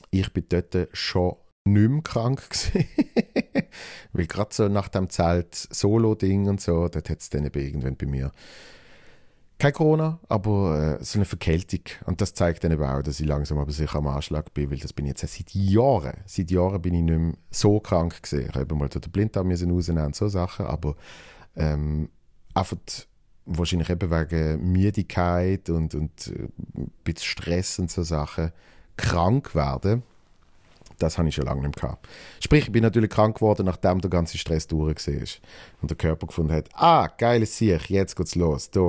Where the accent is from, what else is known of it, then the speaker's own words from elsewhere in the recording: Switzerland; Bruno, äh, Dreifuß und mich als Schweizer, damit so das Trinationale ist.